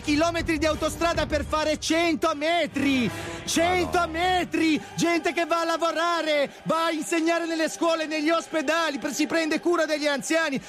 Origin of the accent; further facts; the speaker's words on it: Genoa, Liguria, Italy; Io sono di Genova, mia cognata è di Genova, mio fratello è di Genova